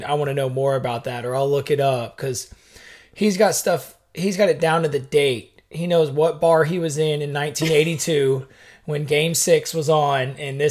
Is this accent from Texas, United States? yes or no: yes; Fort Worth, Texas, United States; we're from Fort Worth